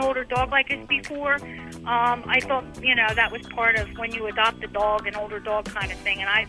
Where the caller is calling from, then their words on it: Tampa, Florida, United States; Tampa, Florida.